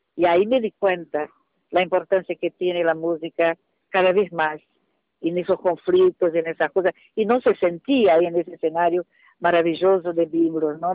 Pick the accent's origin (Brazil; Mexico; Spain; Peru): Brazil; soy una cantante brasileña